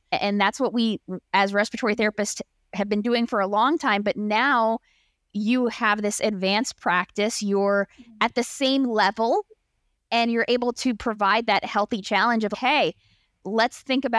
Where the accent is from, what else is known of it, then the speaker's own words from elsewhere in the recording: Maryland, United States; I'm from the Maryland, D.C. area.